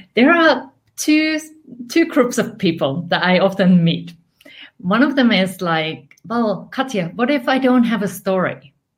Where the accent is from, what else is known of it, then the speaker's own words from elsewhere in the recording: Finland; English is a second language; moved away; I'm originally from Finland.